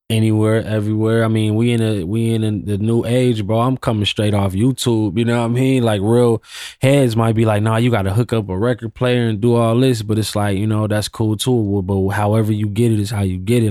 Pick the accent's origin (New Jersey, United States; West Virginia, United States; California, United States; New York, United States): California, United States; Pasadena; also born or lived in Fontana, California / Inland Empire, California; I'm from Pasadena slash I E. I actually lived in Pasadena longer than I lived